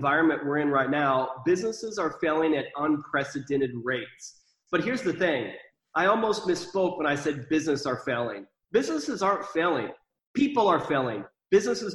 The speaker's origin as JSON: {"language": "English", "region": "Iowa", "country": "United States", "tie": "born or raised there", "also_born_or_lived": "Texas", "moved": "yes", "said": "I grew up in Iowa, kind of not the best environment with the family that I was a part of."}